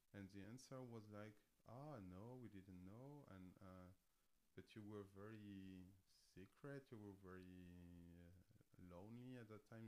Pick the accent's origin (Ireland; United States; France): France; moved away as an adult; now in Berlin, Germany; I come from France, obviously. Uh, I've been in Berlin for over 15 years